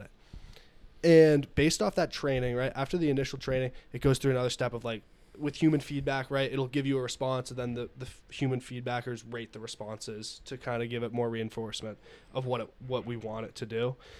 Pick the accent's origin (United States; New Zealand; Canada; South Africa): United States; I'm an American